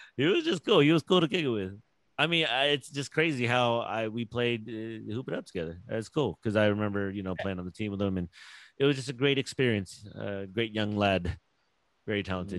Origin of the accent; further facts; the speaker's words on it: Philippines; I'm Filipino